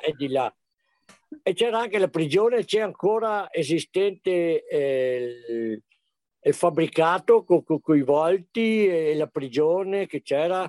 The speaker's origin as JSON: {"language": "Italian", "town": "Sovramonte", "region": "Veneto", "country": "Italy", "also_born_or_lived": "Servo, Sovramonte", "said": "abito a Servo di Sovramonte, è la sede municipale, Sovramonte è tutto il comprensorio diviso in sette frazioni che quelli di Belluno conoscono"}